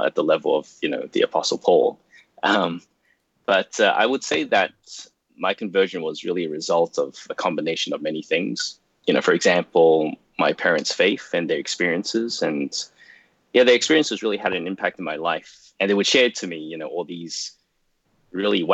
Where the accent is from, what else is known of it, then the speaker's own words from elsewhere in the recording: Melbourne, Victoria, Australia; moved away as an adult; now in Toronto, Canada; I was brought up in a city called Melbourne